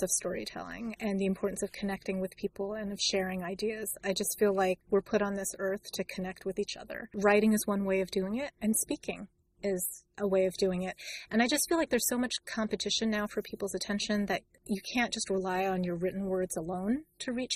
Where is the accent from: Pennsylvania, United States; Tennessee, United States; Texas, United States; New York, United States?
New York, United States; New York City; I grew up in New York in the Bronx